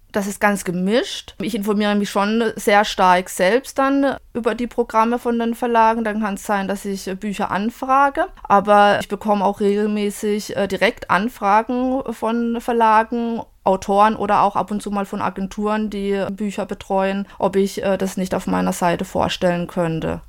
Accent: southwest Germany, Germany; Ich komme aus Südwestdeutschland

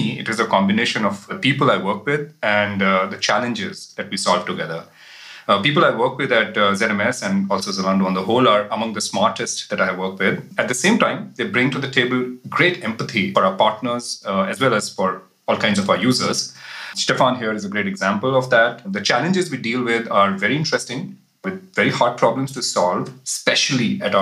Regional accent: India; moved away as an adult; now in Berlin, Germany; originally I am from India, but now I'm based in Berlin with my family for the last few years.

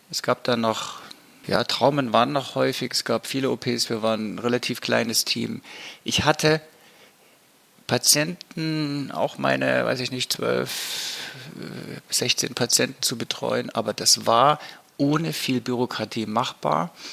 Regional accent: East Germany, Germany; ja, in der Zeit als Ostdeutscher, gerade nach der Wende, hat man erstmal auch Scheu gehabt, in den sogenannten Westen zu gehen.

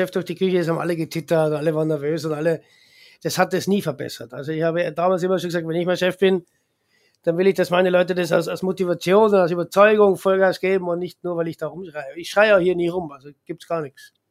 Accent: Austria; als Österreicher, der Österreicher geht einfach nur gerne ins Wirtshaus

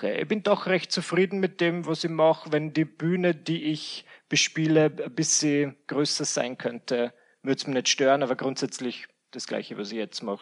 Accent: Mühlendorf, Burgenland, Austria; also born or lived in Vienna, Austria; Ich bin geboren in Wien und ich bin aufgewachsen in Mühlendorf im Burgenland. Und im mhm. Alter von 18 Jahren habe ich gesagt, bye-bye. Äh, bin nach Wien gezogen wieder.

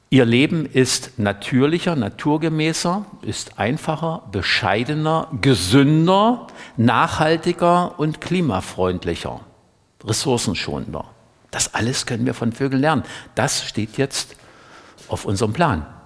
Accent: Saxony-Anhalt, Germany; Ich bin an der Mittelelbe groß geworden, also für, wenn ich im Westen bin, sage ich immer zwischen Dresden und Hamburg. Ja, und wer ein bisschen mehr geografische Kenntnisse erworben hat, dem sage ich dann zwischen Lutherstadt Wittenberg und Magdeburg, genau in der Mitte.

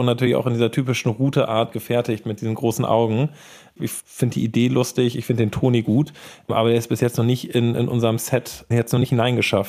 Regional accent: Hamburg, Germany; ich komme aus Hamburg

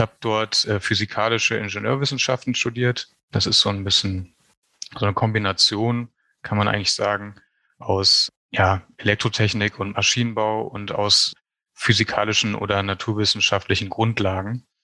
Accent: Neuss, North Rhine-Westphalia, Germany; moved away as an adult; now in Berlin, Germany; ich bin in Neuss geboren und groß geworden. Das ist in der Nähe von Düsseldorf

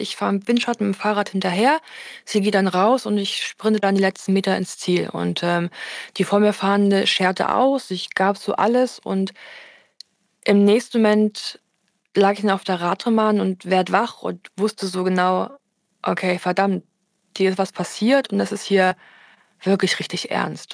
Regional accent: Erfurt, Thuringia, Germany; meine Heimatstadt Erfurt

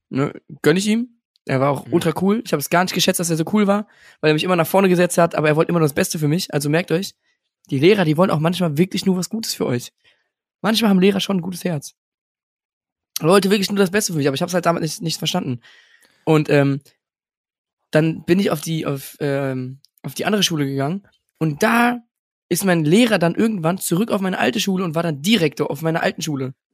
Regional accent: Alfter, North Rhine-Westphalia, Germany; An die Alfterer. Das ist das Dorf, wo ich herkomme.

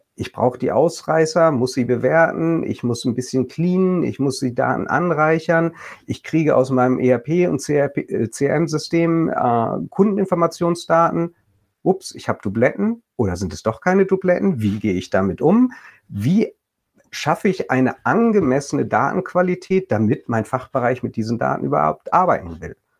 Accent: Bremen, Germany; als äh, Bremer äh, aus Norddeutschland

